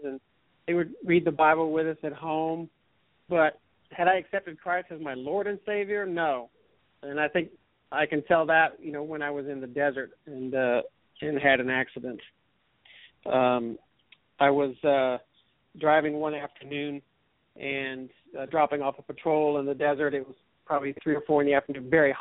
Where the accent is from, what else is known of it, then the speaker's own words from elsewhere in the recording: New Braunfels, Texas, United States; I grew up in New Braunfels and graduated from New Braunfels High School in 1981.